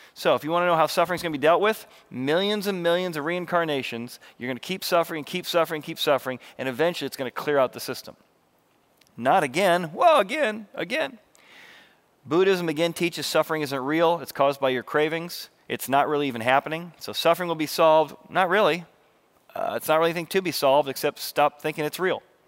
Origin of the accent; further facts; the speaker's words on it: Illinois River, United States; growing up in the Illinois River, I just learned how to water ski